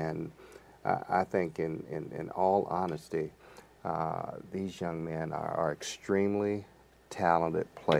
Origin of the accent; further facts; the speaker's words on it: Virginia Beach, Virginia, United States; my hometown of Virginia Beach